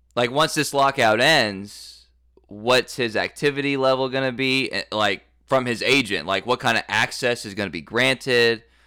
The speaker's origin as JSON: {"language": "English", "town": "Dallas", "region": "Texas", "country": "United States", "also_born_or_lived": "Tulsa, Oklahoma", "moved": "yes", "said": "I'm also from Dallas"}